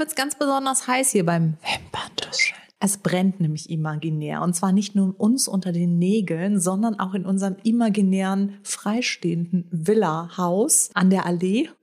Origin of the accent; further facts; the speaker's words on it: Frankfurt, Hesse, Germany; ich komme aus Frankfurt